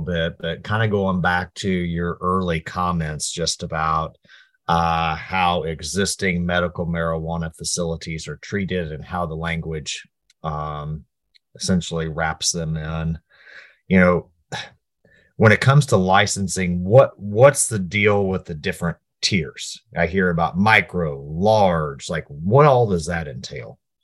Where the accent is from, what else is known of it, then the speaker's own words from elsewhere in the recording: Appleton City, Missouri, United States; my hometown Appleton City Journal paper